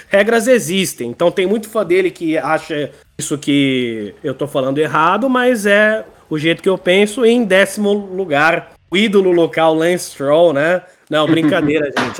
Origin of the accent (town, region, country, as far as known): Brazil